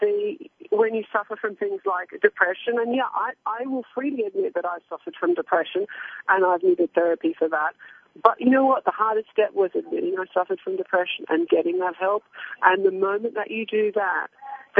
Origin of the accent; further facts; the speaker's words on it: Australia; also born or lived in Hong Kong; now in United Kingdom; I grew up in Australia on a farm, and I've worked in Hong Kong and on covered wars in Baghdad, and now I live in the UK